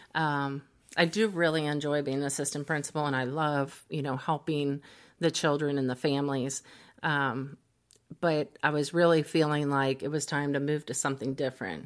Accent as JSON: {"language": "English", "town": "Cincinnati", "region": "Ohio", "country": "United States", "tie": "born or raised there", "also_born_or_lived": "Dayton, Ohio", "moved": "as an adult", "lives_now": "Texas, United States", "said": "born and raised in Cincinnati, Ohio."}